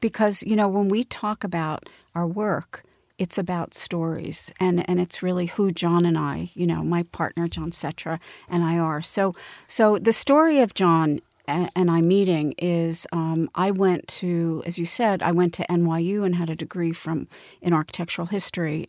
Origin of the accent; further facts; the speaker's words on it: Montclair, New Jersey, United States; most of my, um, growing up was in a beautiful little town called Montclair, New Jersey